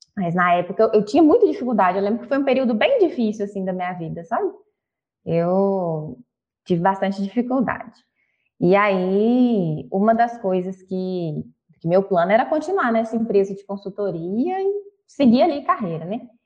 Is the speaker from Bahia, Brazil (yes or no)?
no; Belo Horizonte, Minas Gerais, Brazil; accent: mineiro; nascida e criada em BH, então talvez pelo sotaque eu já tenho percebido que eu sou mineira